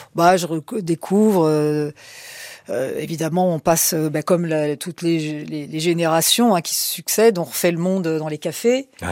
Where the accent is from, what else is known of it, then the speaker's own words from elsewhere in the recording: Paris, Île-de-France, France; je suis né à Paris, contrairement à ce qu'on pourrait penser que je, suis sois né en Corse. Non, non, je suis né à Paris